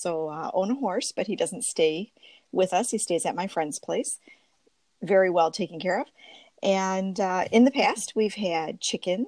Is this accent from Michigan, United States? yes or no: yes; Warren, Michigan, United States; I grew up in Warren, Michigan, which is a suburb of Detroit